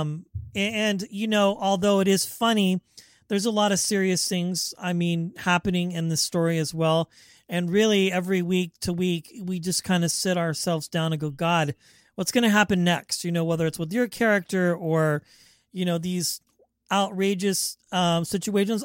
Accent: Wichita, Kansas, United States; now in Bay Area, United States; I'm from the Midwest, Wichita, Kansas

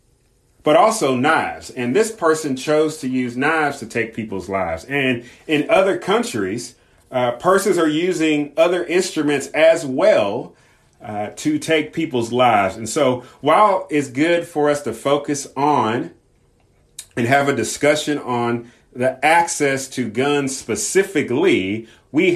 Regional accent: Southern California, United States; I grew up in Southern California

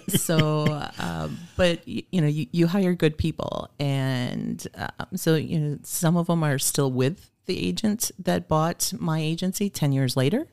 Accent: Oshkosh, Wisconsin, United States; moved away as an adult; also born or lived in Fond du Lac / Green Bay / Phoenix; Oshkosh is my hometown.

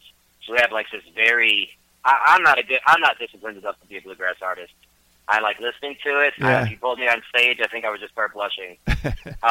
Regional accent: Detroit, Michigan, United States; moved away as an adult; now in Murfreesboro, United States; I grew up in Detroit, Michigan. But I grew up all over Michigan, really, but I've been in Nashville, like, 17 years

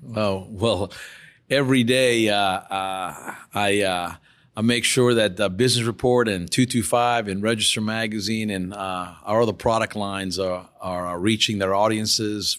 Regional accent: New Orleans, Louisiana, United States; I'm born and raised in New Orleans

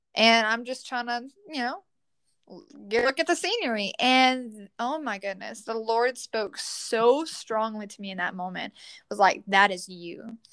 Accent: Leesville, Louisiana, United States; I'm from Leesville, Louisiana, and I am 21 years old

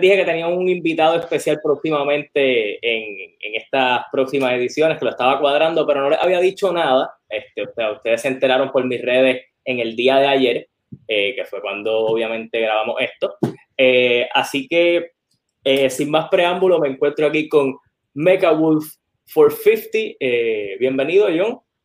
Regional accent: West, Puerto Rico; also born or lived in Lajas; yo soy del West

